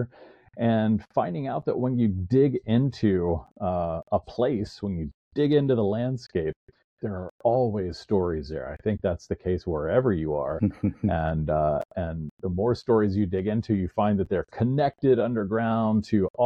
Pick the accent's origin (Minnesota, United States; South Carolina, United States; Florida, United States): Florida, United States; Jacksonville; I grew up here